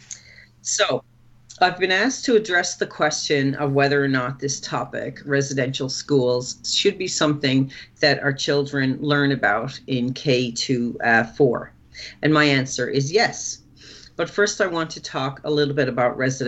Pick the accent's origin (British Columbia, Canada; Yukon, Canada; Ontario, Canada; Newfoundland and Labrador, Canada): Newfoundland and Labrador, Canada; now in Alberta, Canada; I grew up in Newfoundland and Labrador.